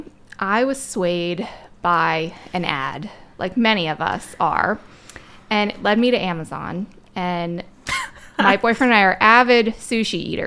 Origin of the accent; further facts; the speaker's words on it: Maryland, United States; moved away as an adult; now in Pennsylvania, United States; I'm originally from Maryland. I've been in Pennsylvania now for most of my adult life.